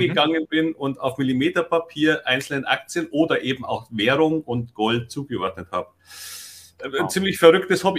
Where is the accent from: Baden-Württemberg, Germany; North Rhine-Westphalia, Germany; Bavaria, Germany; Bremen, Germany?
Bavaria, Germany; Munich; moved away as an adult; now in Hamburg, Germany; ich komme aus München